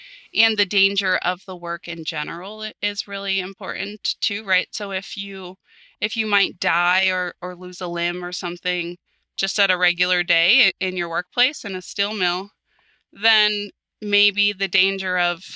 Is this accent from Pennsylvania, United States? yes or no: yes; Pittsburgh, Pennsylvania, United States; growing up in the Pittsburgh region